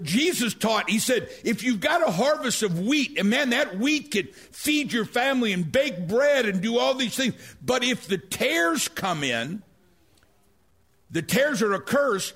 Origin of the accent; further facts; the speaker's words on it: St. Louis, Missouri, United States; I'm from South St. Louis.